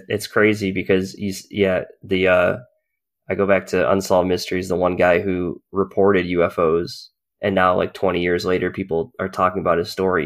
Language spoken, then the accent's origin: English; New England, United States; also born or lived in Massachusetts; I grew up in the New England area, so, uh, I lived in Massachusetts for a long time